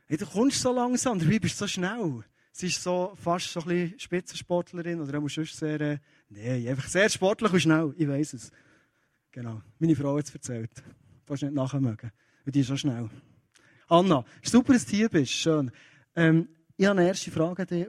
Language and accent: German; Kiel, Schleswig-Holstein, Germany; Ich bin in Kiel aufgewachsen